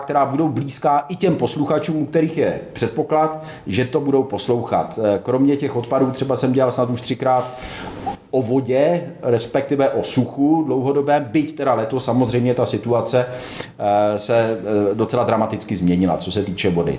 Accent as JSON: {"language": "Czech", "region": "Vysočina Region", "country": "Czechia", "said": "tam u nás na Vysočině"}